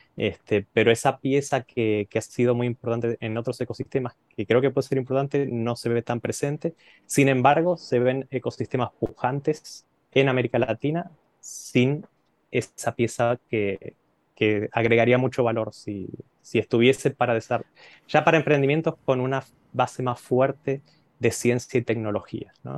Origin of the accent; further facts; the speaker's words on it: Argentina; soy argentino, estudié la carrera de economía eh, en la Universidad de Buenos Aires